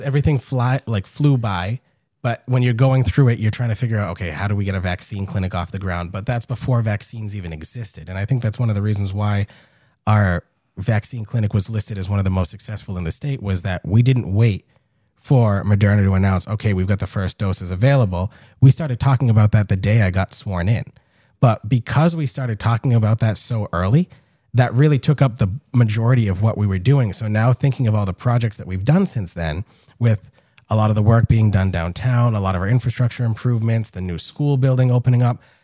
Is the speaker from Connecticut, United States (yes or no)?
no; Gardner, Massachusetts, United States; being twenty-eight years old, growing up here